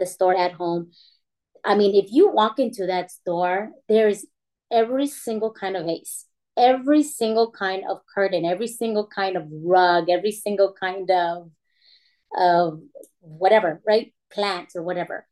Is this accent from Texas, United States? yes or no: yes; San Antonio, Texas, United States; I am from San Antonio, Texas